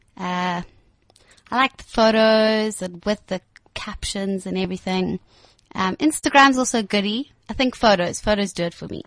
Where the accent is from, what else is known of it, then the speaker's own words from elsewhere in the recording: Johannesburg, Gauteng, South Africa; I grew up in Four Ways. I went to Danfin College, that kind of area